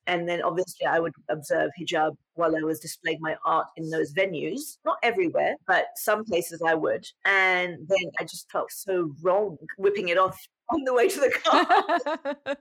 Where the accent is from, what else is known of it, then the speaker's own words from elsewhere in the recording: England, United Kingdom; moved away as an adult; also born or lived in London; now in United States; And in England at that time, there was such a movement towards the Muslim youth in England